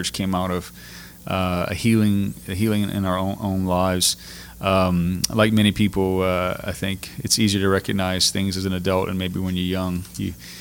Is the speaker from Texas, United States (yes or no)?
no; Breaux Bridge, Louisiana, United States; also born or lived in Northern Virginia; I grew up just outside of Brobridge, graduated Brobridge High School